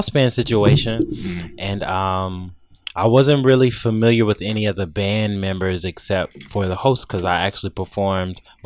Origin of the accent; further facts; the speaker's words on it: Charlotte, North Carolina, United States; now in Atlanta, United States; I'm originally from Charlotte, North Carolina